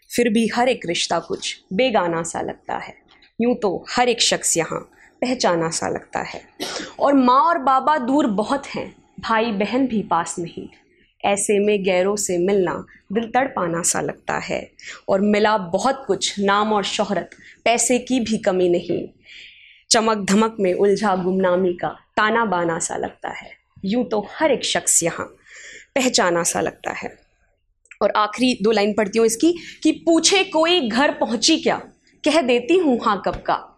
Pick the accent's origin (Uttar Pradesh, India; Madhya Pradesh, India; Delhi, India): Delhi, India; now in Pune, India; दिल्ली मेरा शहर है